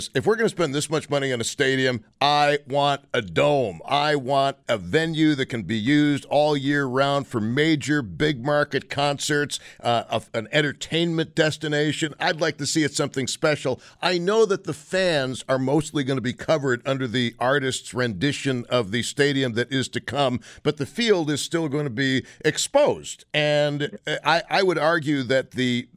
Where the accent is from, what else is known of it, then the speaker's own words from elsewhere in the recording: Buffalo, New York, United States; born and raised in Buffalo